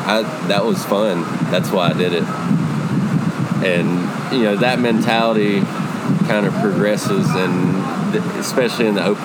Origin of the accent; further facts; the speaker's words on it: United States; I'm from DeKalb County.